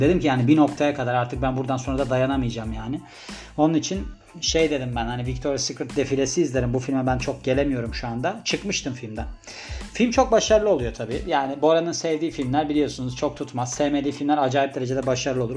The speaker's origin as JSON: {"language": "Turkish", "country": "Turkey", "tie": "born or raised there"}